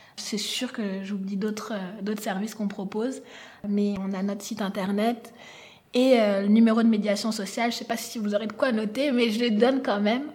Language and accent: French; France; moved away as an adult; also born or lived in Niger / Sherbrooke, Canada; now in Montreal, Canada; je suis née au Niger, en Afrique, mais j'ai grandi en France